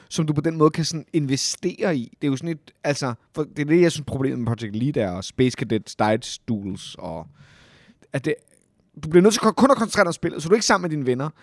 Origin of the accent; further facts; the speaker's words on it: Copenhagen, Capital Region of Denmark, Denmark; jeg er født og opvokset jo på Amager